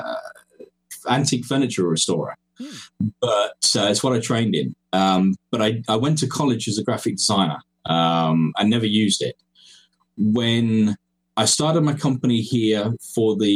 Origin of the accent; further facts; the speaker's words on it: Cyprus; moved away as an adult; also born or lived in England; now in Estonia; I'm English by birth. That's where I was born. But my parents moved me across to Cyprus when I was young, along with my brother. And that's where I grew up.